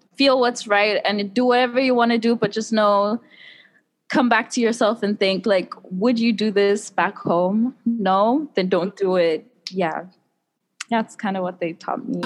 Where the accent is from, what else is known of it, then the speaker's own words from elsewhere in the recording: South Africa; moved away as an adult; now in Taiwan; I'm from South Africa